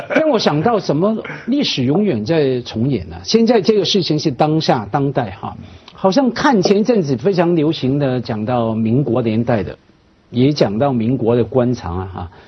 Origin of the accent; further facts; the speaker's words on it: Hong Kong; 我们作为香港人